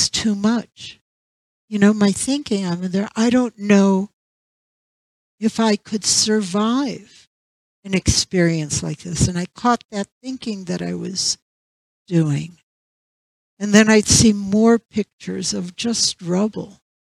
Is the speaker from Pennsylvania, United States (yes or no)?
no; St. Petersburg, Florida, United States; moved away; St. Petersburg, and that was my hometown for many, many years